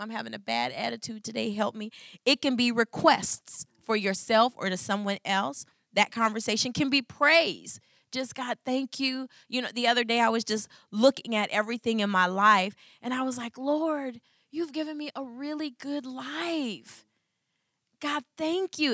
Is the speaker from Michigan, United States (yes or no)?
yes; Michigan, United States; I'm from Michigan